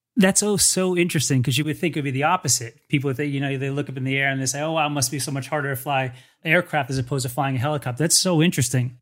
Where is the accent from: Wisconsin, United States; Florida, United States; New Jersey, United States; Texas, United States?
New Jersey, United States; I'm from New Jersey.